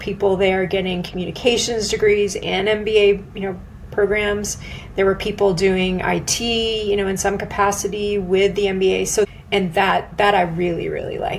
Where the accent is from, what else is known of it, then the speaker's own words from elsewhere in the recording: Silicon Valley, California, United States; moved away as an adult; also born or lived in San Diego / Boston / London; I grew up in Silicon Valley